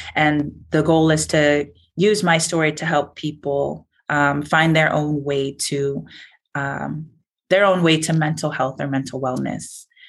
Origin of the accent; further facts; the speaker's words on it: Illinois, United States; I'm from Illinois